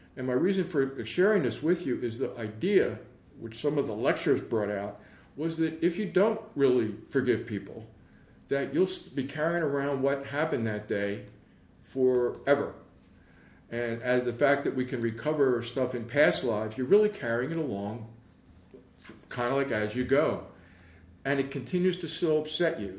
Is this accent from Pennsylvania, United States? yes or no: yes; Philadelphia, Pennsylvania, United States; I'm originally from Philly I grew up in West Philly for a while